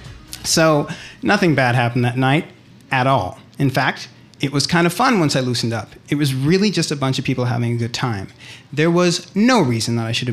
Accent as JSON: {"language": "English", "town": "Berkeley", "region": "California", "country": "United States", "tie": "born or raised there", "moved": "as an adult", "lives_now": "Chicago, United States", "said": "I grew up in Berkeley"}